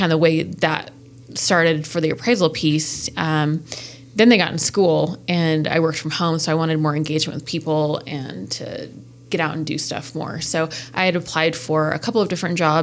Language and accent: English; Akron, Colorado, United States; also born or lived in Sterling, Colorado / Denver, Colorado / Morgan County, Colorado; I grew up in Akron, so I'm very familiar with the area